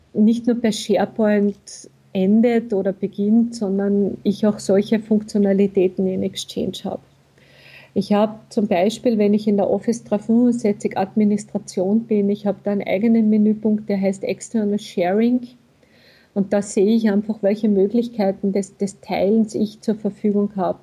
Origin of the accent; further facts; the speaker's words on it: Austria; Bei uns in Österreich